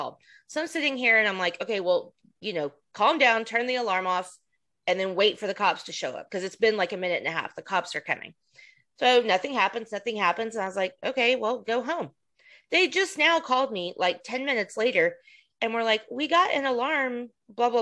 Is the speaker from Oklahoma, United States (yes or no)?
yes; Oklahoma, United States; now in Texas, United States; I am not a Texan. I'm an Oklahoman